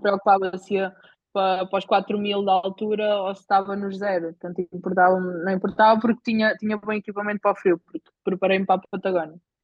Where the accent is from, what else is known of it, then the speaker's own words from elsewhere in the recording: Bajouca, Portugal; also born or lived in Caldas da Rainha; sou, sou da Bajoca, tenho 27 anos